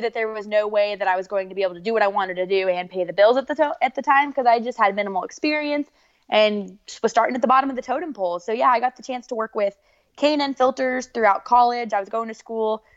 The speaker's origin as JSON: {"language": "English", "region": "Southern Idaho", "country": "United States", "tie": "born or raised there", "moved": "as an adult", "lives_now": "Charlotte, United States", "said": "I'm from Southern Idaho."}